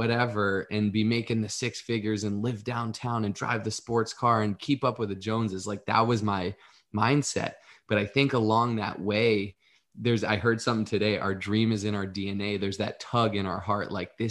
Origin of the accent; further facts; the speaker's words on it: Northeast, United States; I grew up in the Northeast, and like kind of, you kind of get funneled into corporate America.